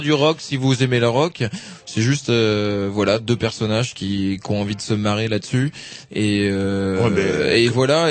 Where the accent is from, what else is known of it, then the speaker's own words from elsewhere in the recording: Brittany, France; je suis breton, je suis originaire de Bretagne